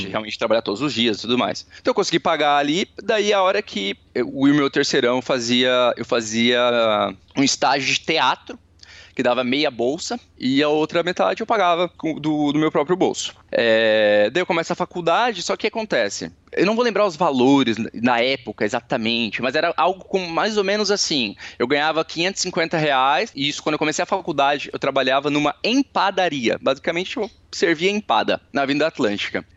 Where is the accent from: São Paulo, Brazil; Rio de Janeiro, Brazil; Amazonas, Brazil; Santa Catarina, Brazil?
Santa Catarina, Brazil; Balneário Camboriú; also born or lived in Cascavel; Eu sou natural de Cascavel, mas eu mudei para Balneário Camboriú com 3 anos de idade.